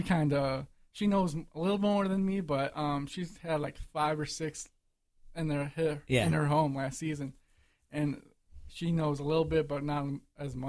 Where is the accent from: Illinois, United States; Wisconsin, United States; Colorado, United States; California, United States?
Illinois, United States; I was born and raised in Illinois